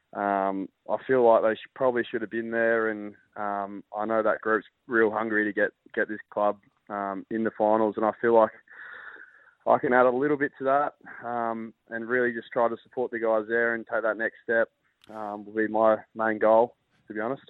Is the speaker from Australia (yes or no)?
yes; Perth, Western Australia, Australia; I grew up in Perth